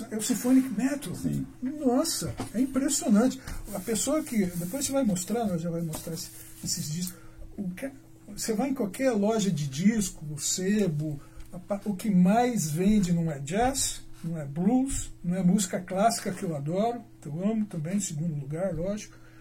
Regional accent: Londrina, Paraná, Brazil; also born or lived in Alvorada do Sul, Paraná; nasci na Arvorada do Sul, tá? mas a minha cidade é Londrina

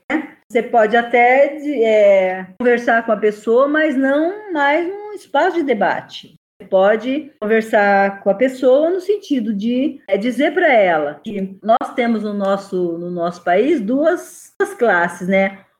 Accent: Brazil; eu não sou africana eu não sou afro-brasileira eu sou brasileira

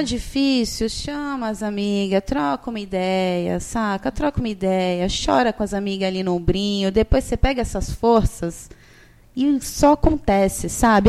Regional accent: São Vicente, São Paulo, Brazil; Eu sou de São Vicente, gente, né? Não sou de Santos, eu sou de São Vicente, moro em São Vicente

